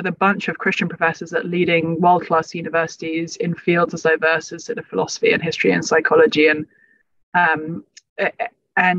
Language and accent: English; London, United Kingdom; also born or lived in Cambridge; I was growing up in London